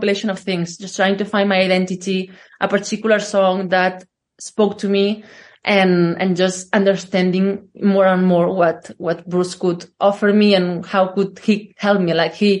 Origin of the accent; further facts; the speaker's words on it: Catalonia, Spain; English is a second language; Well, I grew up in a small village in the outskirts of Barcelona.